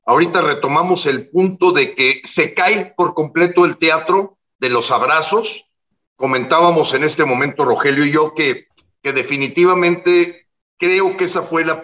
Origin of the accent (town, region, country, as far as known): Mexico